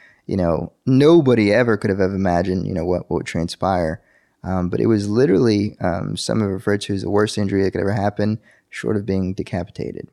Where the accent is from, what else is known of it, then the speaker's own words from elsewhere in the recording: El Paso, Texas, United States; now in Dallas-Fort Worth, United States; I was born in El Paso, Texas, and El Paso is a little border town right next to Juarez, Mexico